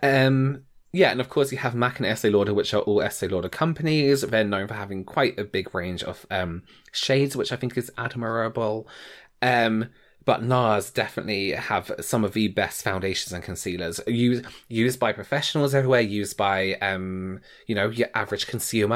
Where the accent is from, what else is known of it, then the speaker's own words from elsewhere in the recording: England, United Kingdom; as an English person